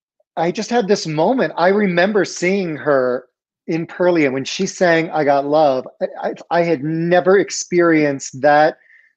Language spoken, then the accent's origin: English; Philadelphia, Pennsylvania, United States; I grew up in Philadelphia